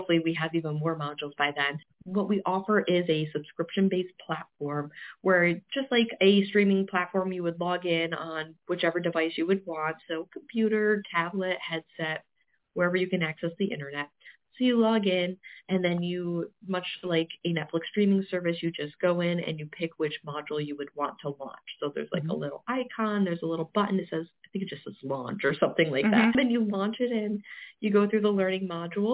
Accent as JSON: {"language": "English", "town": "Olean", "region": "New York", "country": "United States", "tie": "born or raised there", "moved": "yes", "lives_now": "Pennsylvania, United States", "said": "we're also in Olean, New York, and Western New York, which seems very random, but it's my hometown."}